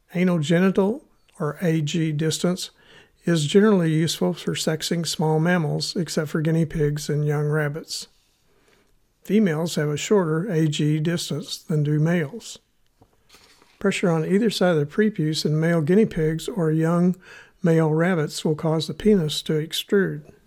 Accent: Missouri, United States; accent: Missouri; my Missouri accent

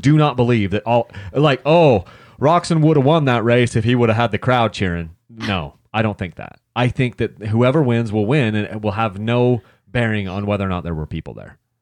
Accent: Utah, United States; I'm from Utah

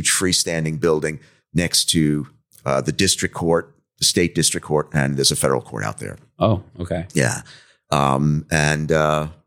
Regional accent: Commack, New York, United States; also born or lived in Bronx; I, grew, up in the Northeast. I was born in uh, the Bronx in New York City.

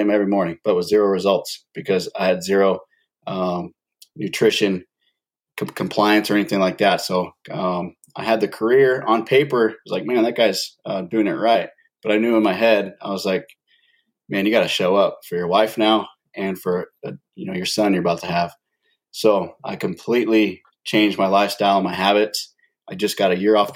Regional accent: San Diego County, California, United States; I grew up in San Diego County, born and raised over on the West Coast

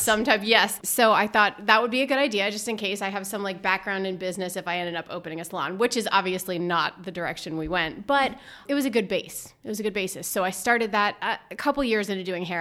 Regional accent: Berks County, Lower Alsace, Pennsylvania, United States; moved away as an adult; also born or lived in Los Angeles, California / Greenville, Mississippi / Washington; I grew up in Berks County in Lower Alsace area

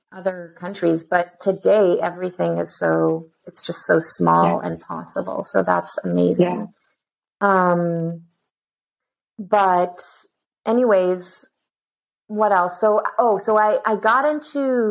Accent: Israel; I was born and raised in Israel

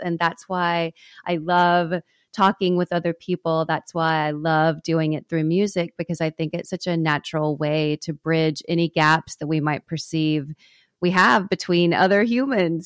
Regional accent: Texas, United States; growing up in Texas

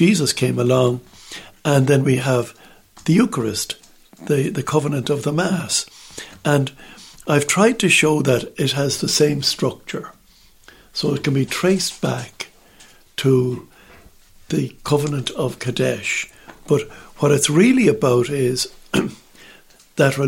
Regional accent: Ireland; in Ireland, we just sit there on the benches, we kneel, the odd time we stand

